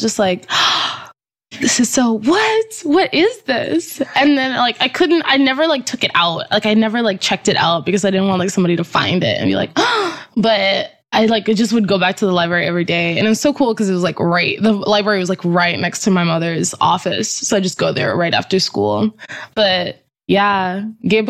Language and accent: English; U.S. Virgin Islands; now in Boston, United States; We're like an American-owned island. We're like a colony of the United States.